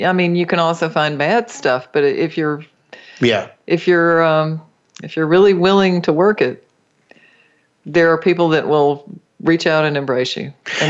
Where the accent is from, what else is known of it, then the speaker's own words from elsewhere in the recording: North Carolina, United States; accent: North Carolina; moved away; I'll be in North Carolina. My accent will be tuned up.